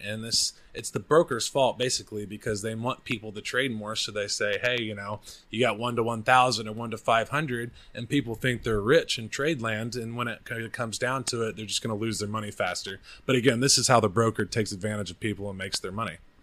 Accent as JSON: {"language": "English", "region": "Oklahoma", "country": "United States", "also_born_or_lived": "Austin, Texas", "moved": "yes", "lives_now": "Bangkok, Thailand", "said": "I'm from Oklahoma."}